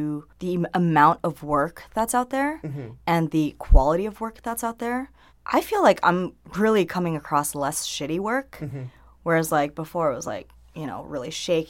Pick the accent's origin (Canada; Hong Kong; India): Hong Kong; I mean, because, okay, so I'm from Hong Kong originally.